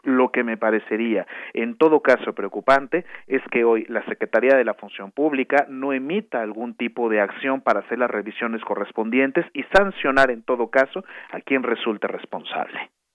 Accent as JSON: {"language": "Spanish", "country": "Mexico", "said": "como mexicanos, como mexicanos"}